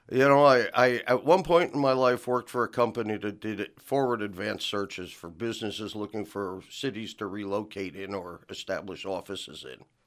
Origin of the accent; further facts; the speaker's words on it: New Jersey, United States; also born or lived in California / Tecumseh, Oklahoma; now in Chickasha, United States; I was born and raised in New Jersey